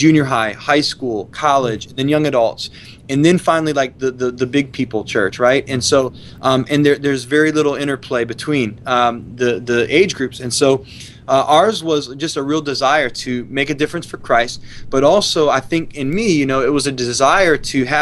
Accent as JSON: {"language": "English", "region": "Ohio", "country": "United States", "tie": "born or raised there", "moved": "as an adult", "said": "growing up in Ohio"}